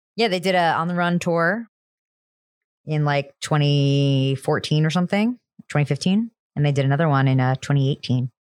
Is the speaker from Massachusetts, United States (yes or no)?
no; New Jersey, United States; I'm also from New Jersey, the diner capital of the world